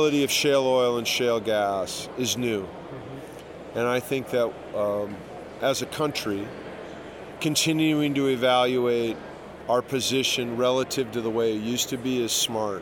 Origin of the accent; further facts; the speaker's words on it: Sioux Falls, South Dakota, United States; also born or lived in Watford City, North Dakota; now in Minneapolis, United States; I grew up in Sioux Falls, South Dakota